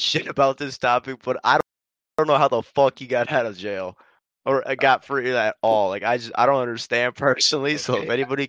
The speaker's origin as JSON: {"language": "English", "region": "west side of Michigan", "country": "United States", "tie": "born or raised there", "also_born_or_lived": "Chicago suburbs, Illinois", "lives_now": "Detroit, United States", "said": "I grew up in the middle between Detroit and Chicago. I was born in Chicago. I was born in the suburbs of Chicago, and then I grew up in the west side of Michigan. So I'm right in the middle between both."}